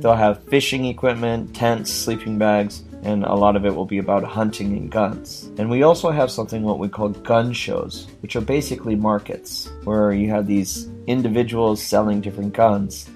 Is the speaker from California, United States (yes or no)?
no; Washington, United States; I'm a Washington resident, I'm an American citizen